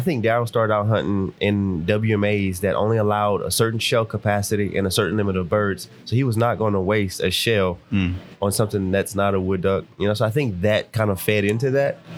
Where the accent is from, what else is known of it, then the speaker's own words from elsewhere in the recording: Lafayette, Louisiana, United States; I am from Lafayette, Louisiana